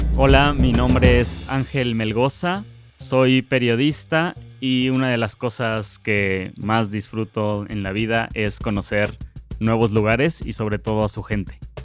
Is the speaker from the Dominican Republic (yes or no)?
no; Zamora, Michoacán, Mexico; moved away as an adult; also born or lived in Guadalajara / United States; Yo soy de Zamora y crecí ahí hasta los 18 años